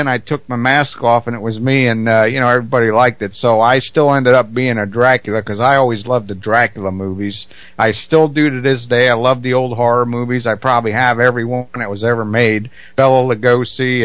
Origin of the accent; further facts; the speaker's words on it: New Jersey, United States; I grew up in South Jersey